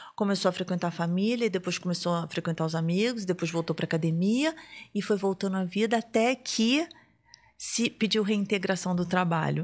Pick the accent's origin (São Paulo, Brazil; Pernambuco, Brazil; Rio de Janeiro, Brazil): Rio de Janeiro, Brazil; now in Brasília, Brazil; eu sou do Rio